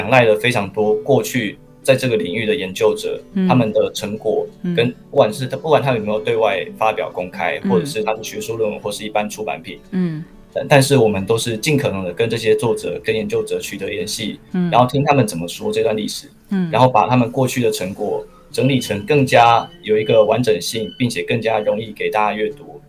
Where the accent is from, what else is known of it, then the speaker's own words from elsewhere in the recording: Kaohsiung, Taiwan; moved away as an adult; also born or lived in Taipei; 我是高雄人，然后我在台北念书，